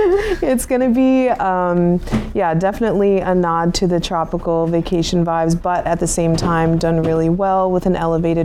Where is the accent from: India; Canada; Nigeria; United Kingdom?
Canada; Newfoundland and Labrador; moved away; Newfoundland, which is where I grew up.